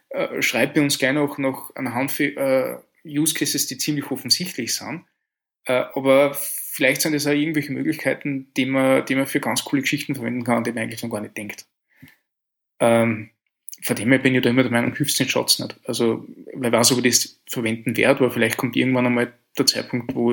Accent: Austria; Ich komme aus Österreich, Wahnsinn.

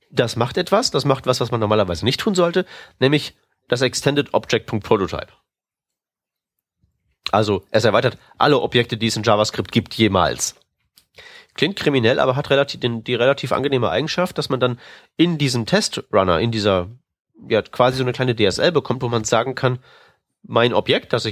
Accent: Austria; Und das als Österreicher.

